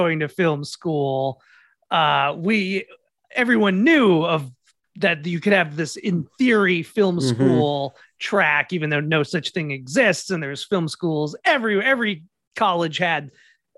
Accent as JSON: {"language": "English", "region": "Minnesota", "country": "United States", "said": "I'm from Minnesota"}